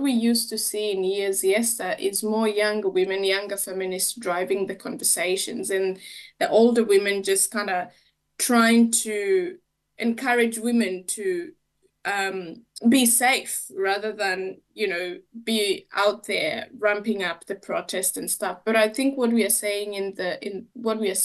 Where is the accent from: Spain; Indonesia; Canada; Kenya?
Kenya; moved away; being a Kenyan woman